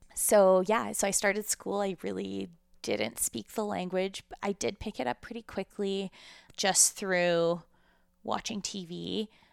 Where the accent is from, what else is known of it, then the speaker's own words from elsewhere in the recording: Calgary, Alberta, Canada; also born or lived in Ukraine; we moved to Calgary when I was five, uh, from what is now the Ukraine, but was at the time the former U S S R.